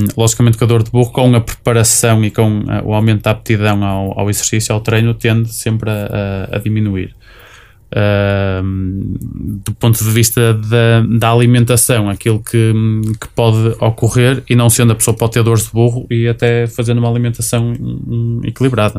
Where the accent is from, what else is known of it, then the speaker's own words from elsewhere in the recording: Matosinhos, Norte, Portugal; sou de Matosinhos